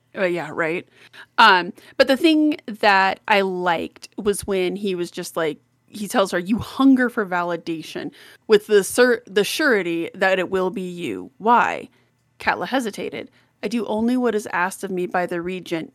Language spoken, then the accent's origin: English; Colorado, United States; I'm the little Colorado mountain girl